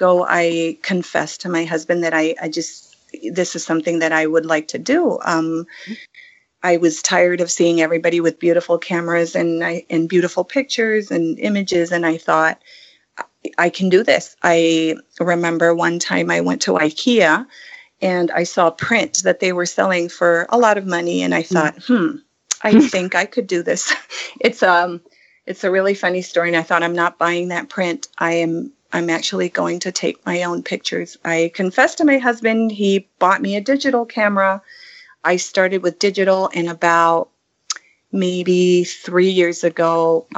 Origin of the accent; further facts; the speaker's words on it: Canary Islands, Spain; moved away as an adult; now in California, United States; I am originally from the Canary Islands, Spain. I was born and raised there.